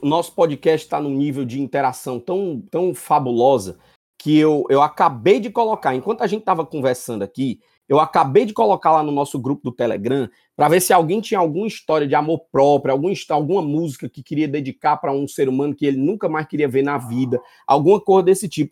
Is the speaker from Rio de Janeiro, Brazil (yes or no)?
no; Fortaleza, Ceará, Brazil; eu sou sim oriundo do Conjunto Ceará, com muito orgulho terra que me criou